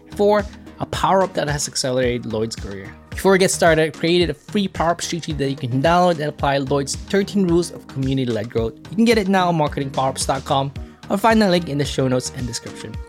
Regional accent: Philippines; Philippines. I'm from Philippines.

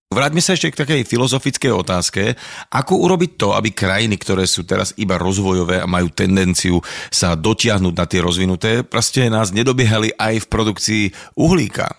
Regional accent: Bratislava, Bratislava Region, Slovakia; ja som z Devina

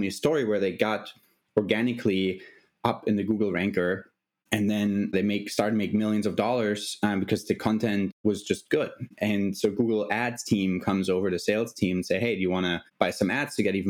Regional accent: Germany; moved away as an adult; I'm originally from Germany

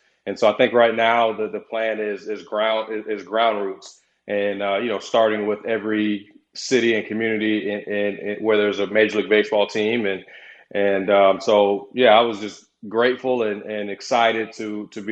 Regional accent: Tampa, Florida, United States; my hometown, obviously here in Tampa

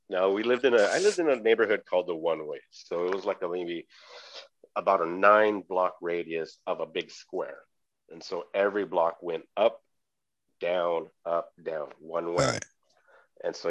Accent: Los Angeles, California, United States; Southeast LA is what you would call a suburb, I guess. But I mean, you definitely wouldn't want to live in that neighborhood. They didn't deliver pizza past 2 p.m. when I was growing up in this neighborhood.

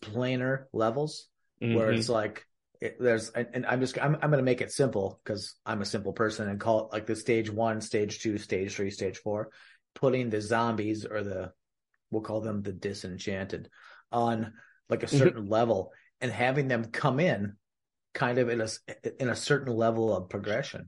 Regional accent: Minnesota, United States; I'm from Minnesota

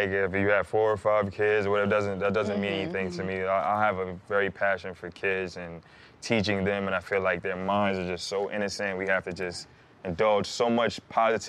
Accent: Mount Vernon, New York, United States; growing up in Mount Vernon, New York

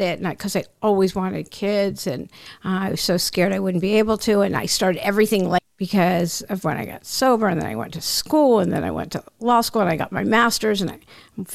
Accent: Maryland, United States; moved away; also born or lived in Miami / Los Angeles; I'm from the DC area. I'm from Maryland.

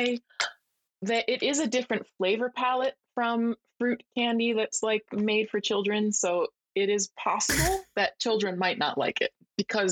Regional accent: United States; moved away as an adult; now in Japan; I'm an American living in Japan for around 4 years

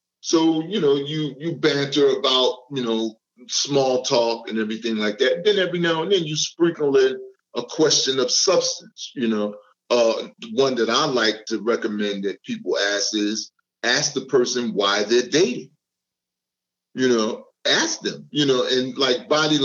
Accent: Newark, New Jersey, United States; I'm from Newark, New Jersey

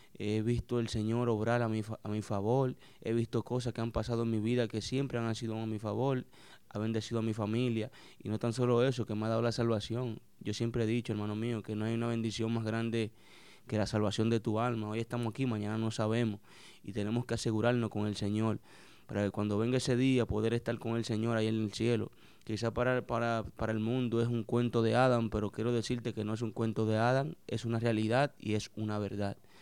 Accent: San Pedro de Macorís, Dominican Republic; also born or lived in New York, United States; San Pedro de Macorís, un pueblo ahí en San Pedro de Macorís, barrio Miramar, donde me crié

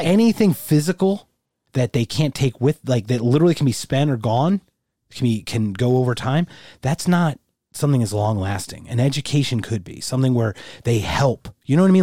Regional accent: United States; I'm a first generation American. I was born here, but my parents were both born in Germany.

